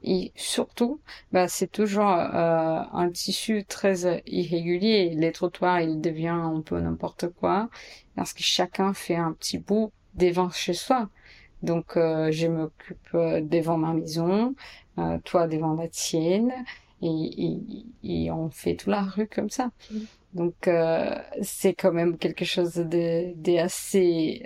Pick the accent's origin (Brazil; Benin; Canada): Brazil; São Paulo; French is a second language; moved away as an adult; also born or lived in New York, United States; now in Paris, France; je suis brésilienne, blanche, des classes moyennes et je viens de Sao Paulo